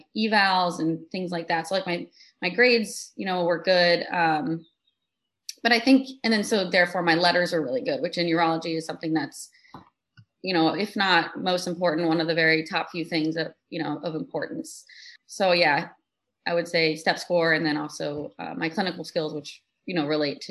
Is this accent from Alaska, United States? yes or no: no; Texas, United States; moved away as an adult; now in Chicago, United States; I'm from Texas.